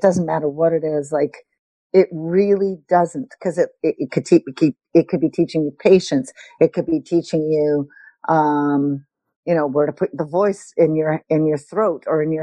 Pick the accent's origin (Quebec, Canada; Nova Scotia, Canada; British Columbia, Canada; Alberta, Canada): Quebec, Canada; Montreal; I grew up in Montreal